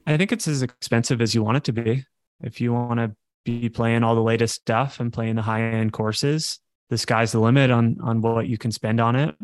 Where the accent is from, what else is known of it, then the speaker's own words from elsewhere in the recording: Coachella Valley area, California, United States; in my division in high school. La Quinta was, was in our division